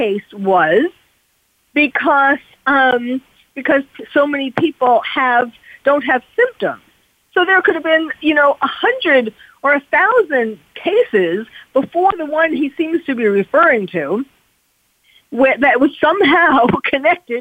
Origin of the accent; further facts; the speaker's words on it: New York, United States; now in California, United States; I'm from New York